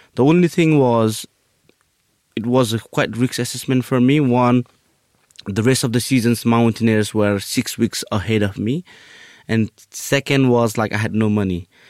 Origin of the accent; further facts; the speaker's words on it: Nepal; moved away; I'm from Nepal.